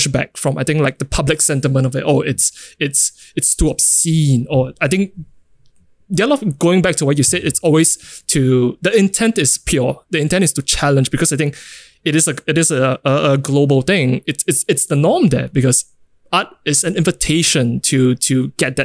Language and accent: English; Singapore; being in Singapore and growing up in Singapore